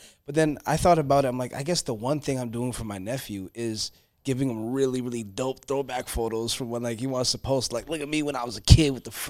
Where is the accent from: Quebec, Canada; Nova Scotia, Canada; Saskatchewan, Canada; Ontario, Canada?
Ontario, Canada; Toronto; I grew up in Scarborough